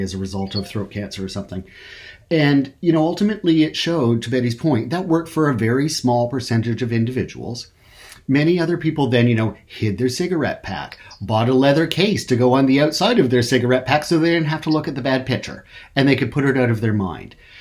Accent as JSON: {"language": "English", "country": "Canada", "said": "I'm from Canada"}